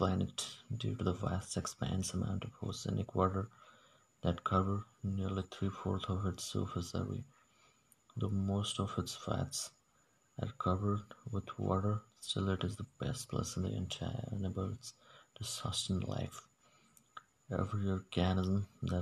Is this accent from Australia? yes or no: no; Odisha, India; English is a second language; I'm from a small village of Odisha, India